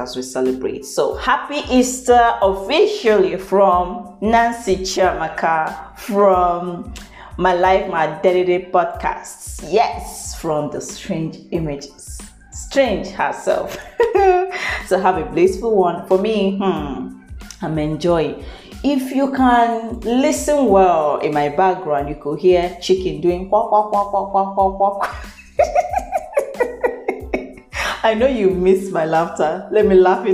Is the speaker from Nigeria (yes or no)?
yes; Anambra, Nigeria; now in Enugu, Nigeria; I am from Anambra State, if you don't know. Yes. I am from Agukunri precisely